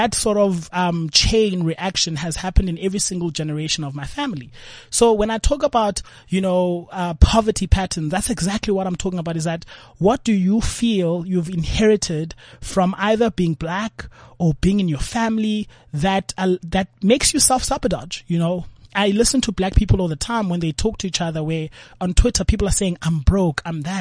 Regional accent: Cape Town, Western Cape, South Africa; I grew up in Langa Township

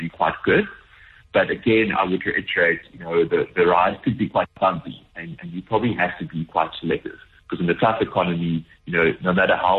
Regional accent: South Africa; as a South African

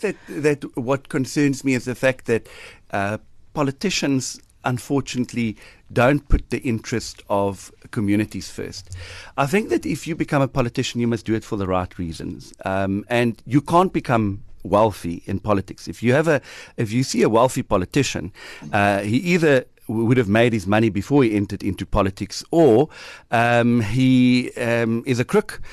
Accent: Port Elizabeth, Eastern Cape, South Africa; I'm born and bred in Nelson Mandela Bay

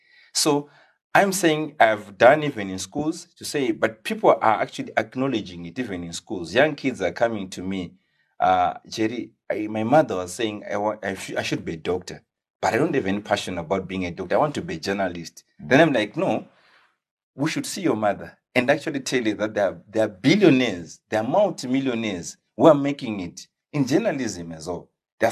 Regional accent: Watsomba, Manicaland, Zimbabwe; So I was born and bred in Watsomba.

